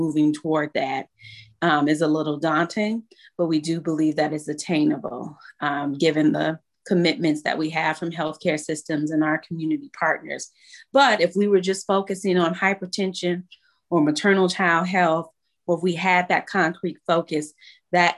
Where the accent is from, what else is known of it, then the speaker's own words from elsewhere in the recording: Chicago, Illinois, United States; also born or lived in North Lawndale, Chicago; having a lived experience on the West Side, growing up in East Garfield Park